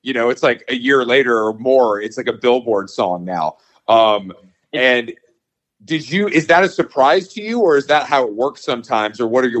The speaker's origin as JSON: {"language": "English", "town": "Atlanta", "region": "Georgia", "country": "United States", "said": "I'm from Atlanta"}